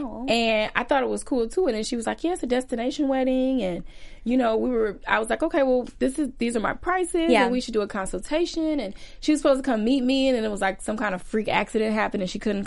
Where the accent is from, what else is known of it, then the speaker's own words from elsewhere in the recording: Chicago, Illinois, United States; I'm from Chicago